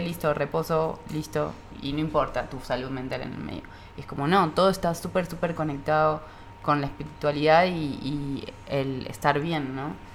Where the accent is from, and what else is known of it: Argentina; now in Mexico